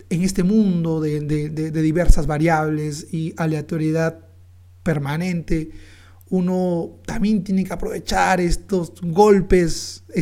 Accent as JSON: {"language": "Spanish", "country": "Peru", "said": "Porque nos representa, nuestra identidad como peruanos."}